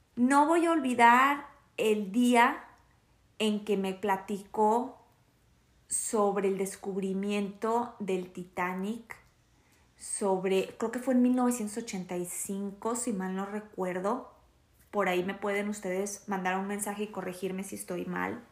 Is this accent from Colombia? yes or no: no; Torreón, Coahuila, Mexico; la ciudad donde yo crecí, que es en Torreón, Coahuila